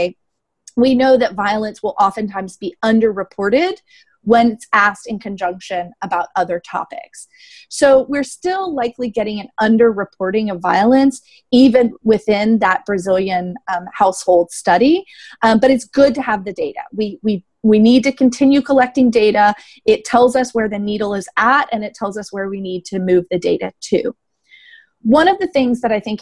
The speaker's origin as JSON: {"language": "English", "country": "United States", "said": "me as an American"}